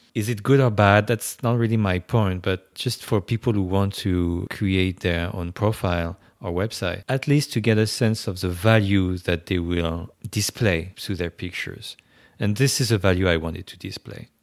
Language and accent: English; France; first language French; English is a second language; moved away as an adult; now in New York, United States; I was born in France. I grew up right there.